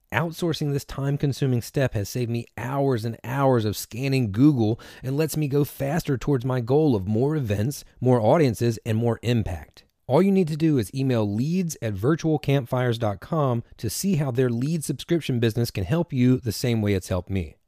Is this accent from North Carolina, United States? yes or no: yes; Washington, North Carolina, United States; now in Durham, United States; I'm originally from Little Washington